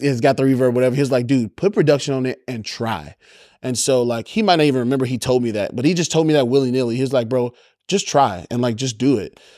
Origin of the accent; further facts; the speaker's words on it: Baton Rouge, Louisiana, United States; Born and raised in Baton Rouge, Louisiana